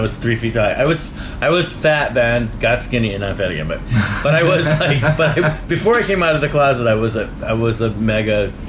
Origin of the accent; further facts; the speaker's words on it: Rochester, New York, United States; also born or lived in Purchase, New York; now in New York City, United States; I grew up in Rochester, outside of Rochester.